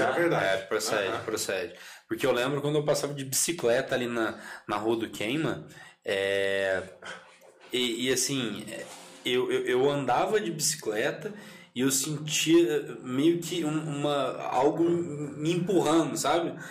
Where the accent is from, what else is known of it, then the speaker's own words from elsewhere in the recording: Santa Rita, Brazil; eu nasci em Santa Rita, eu estudei em Santa Rita, só saí para fazer faculdade